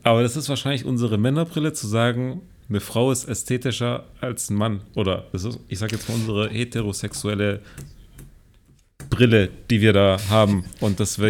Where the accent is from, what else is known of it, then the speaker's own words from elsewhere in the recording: Germany; now in China; bei uns in Deutschland